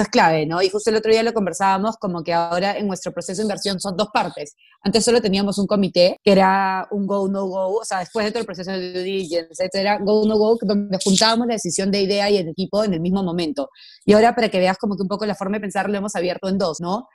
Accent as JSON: {"language": "Spanish", "country": "Peru", "said": "yo soy peruana"}